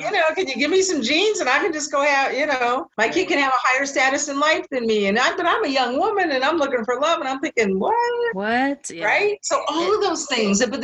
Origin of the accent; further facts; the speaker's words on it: West Coast, United States; Yes, I grew up on the West Coast, so I was Chicana mm-hmm. or Asian.